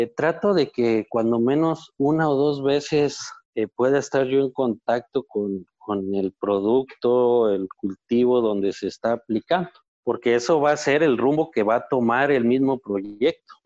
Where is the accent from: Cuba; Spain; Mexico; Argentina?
Mexico; Zacatecas; yo soy de una zona que no es árida, Zacatecas tiene alguna área que no es eh, árida completamente.